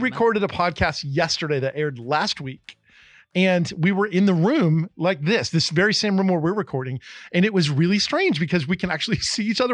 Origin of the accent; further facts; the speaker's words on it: Eastern Pennsylvania, United States; also born or lived in New Jersey; I grew up in Pennsylvania, Eastern Pennsylvania, New Jersey